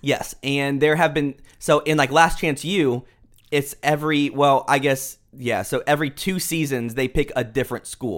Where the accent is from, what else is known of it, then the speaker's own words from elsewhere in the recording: Houston, Texas, United States; now in Dallas, United States; So we live in Texas. We are in Dallas, but I was born in Houston